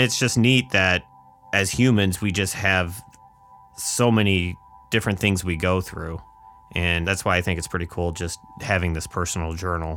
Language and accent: English; Northwest Indiana, United States; I grew up on a farm. In Indiana? Yeah, Northwest Indiana here